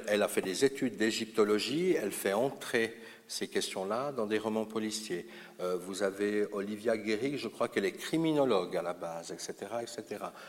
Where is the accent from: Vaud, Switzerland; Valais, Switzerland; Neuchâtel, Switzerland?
Vaud, Switzerland; Lausanne; Chez nous, à Lausanne, nous avons Michel Bory